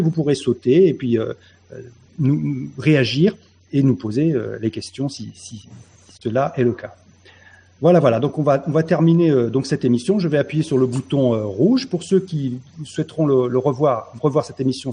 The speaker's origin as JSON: {"language": "French", "area": "Dordogne", "region": "Nouvelle-Aquitaine", "country": "France", "tie": "born or raised there", "moved": "yes", "said": "je suis né en Dordogne, dans le pays de l'homme, dans le pays de Cro-Magnon"}